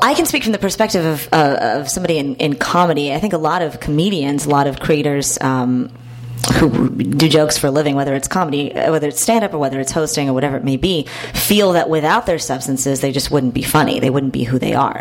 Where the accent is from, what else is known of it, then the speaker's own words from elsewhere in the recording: Houston, Texas, United States; I'm from Texas myself